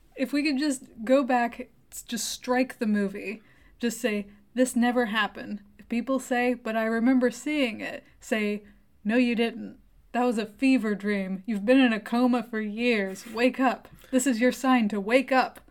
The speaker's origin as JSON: {"language": "English", "country": "United States", "said": "we're American"}